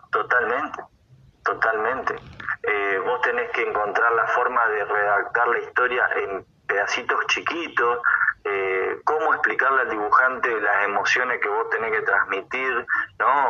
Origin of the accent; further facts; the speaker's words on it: Viedma, Río Negro, Argentina; yo soy de Viedma, capital de la provincia de Río Negro